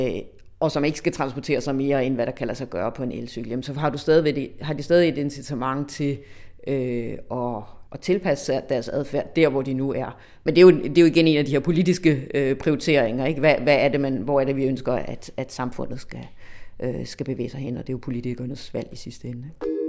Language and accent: Danish; Denmark